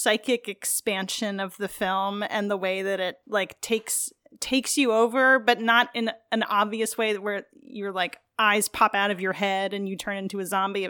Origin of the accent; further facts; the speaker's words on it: New York, United States; I'm from New York.